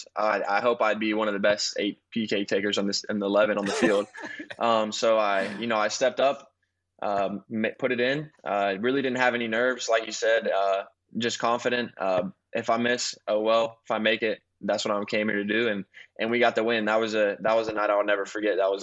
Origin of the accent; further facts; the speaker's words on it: Birmingham, Alabama, United States; moved away; also born or lived in Dallas; I was raised in Birmingham.